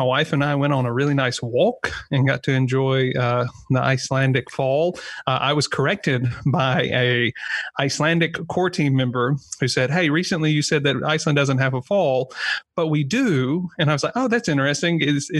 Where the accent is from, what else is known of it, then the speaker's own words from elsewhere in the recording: United States; I'm kind of known in certain circles as the tattooed American who wears shorts.